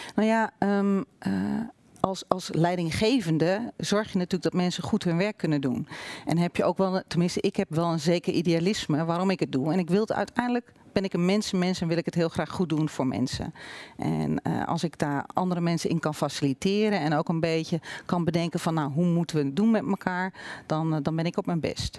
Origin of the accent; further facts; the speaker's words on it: Olst, Overijssel, Netherlands; now in Zwolle, Netherlands; Geboren en getogen in Olst, dichtbij Weijen.